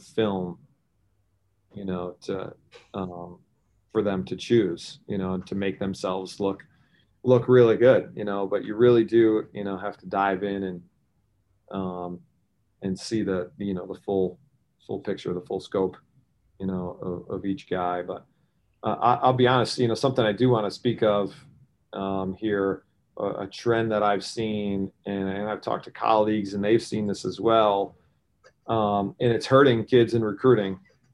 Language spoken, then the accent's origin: English; Syracuse, New York, United States; I grew up in Syracuse, was a Syracuse fan.